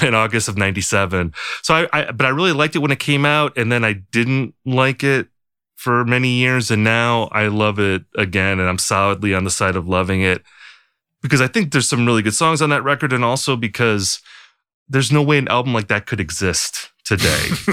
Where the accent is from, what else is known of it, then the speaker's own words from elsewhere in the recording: United States; as an American